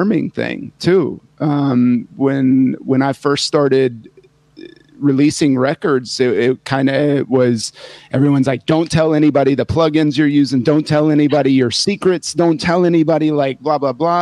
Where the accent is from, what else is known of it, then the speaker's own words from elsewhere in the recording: Indiana, United States; my hometown in Indiana